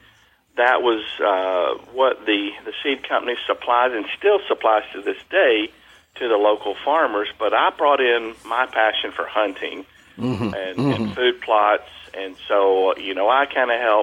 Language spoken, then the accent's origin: English; East Arkansas, United States; I was born in East Arkansas in Crittenden County.